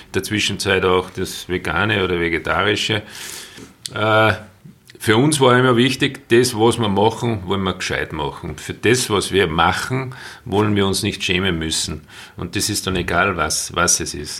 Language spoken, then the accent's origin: German; Salzburg Land, Austria; ich im Salzburger Land aufgewachsen bin